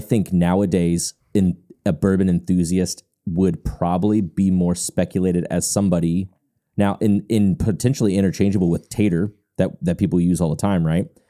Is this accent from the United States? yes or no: yes; Louisville, Kentucky, United States; moved away as an adult; I'm born and raised in Louisville, Kentucky